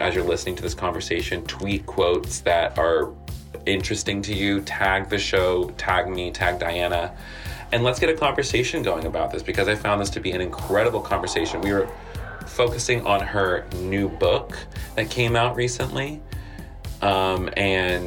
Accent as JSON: {"language": "English", "town": "Williamsburg", "region": "Virginia", "country": "United States", "tie": "born or raised there", "moved": "yes", "said": "I'm originally from Williamsburg, Virginia. I grew up in the 757"}